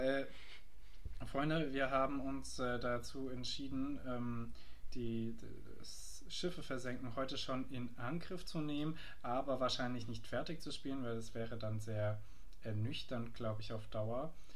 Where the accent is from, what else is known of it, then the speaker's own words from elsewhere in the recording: Germany; wo wir als Deutsche